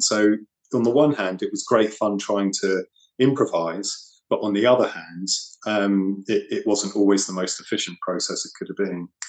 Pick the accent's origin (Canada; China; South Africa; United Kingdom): United Kingdom; New Forest, South East England; I grew up in the New Forest